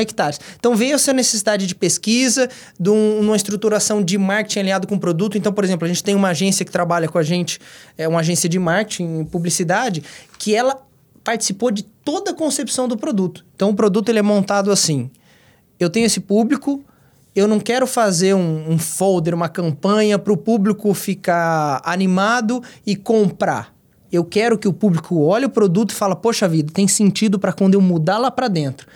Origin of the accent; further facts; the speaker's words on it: Dourados, Mato Grosso do Sul, Brazil; also born or lived in Londrina, Paraná; sou douradense desde pequenininho